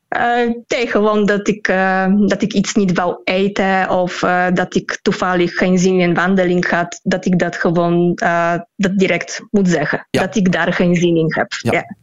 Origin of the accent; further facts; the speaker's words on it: Poland; Dutch is a second language; ik in het Pools doe